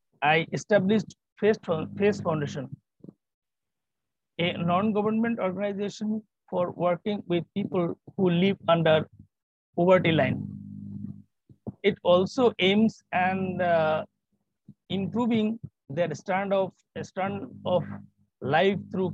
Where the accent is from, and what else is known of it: Bangladesh; born or raised there